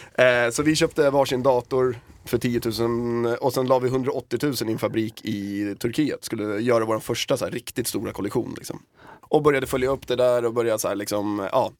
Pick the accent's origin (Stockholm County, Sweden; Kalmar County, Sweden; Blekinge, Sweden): Stockholm County, Sweden; Södertälje; där vi kommer ifrån, då, Södertälje